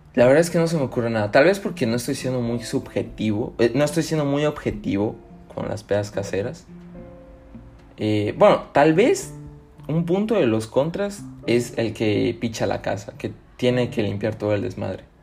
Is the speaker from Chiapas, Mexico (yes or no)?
yes; Tuxtla Gutiérrez, Chiapas, Mexico; Aquí en, mi ciudad natal, Tuxtla Gutiérrez